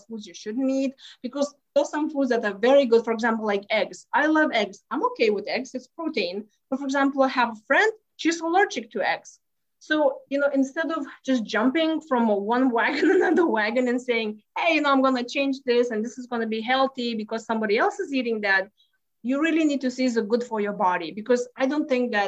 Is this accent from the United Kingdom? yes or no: no; Lithuania; English is a second language; moved away as an adult; now in Houston, United States; I grew up in Lithuania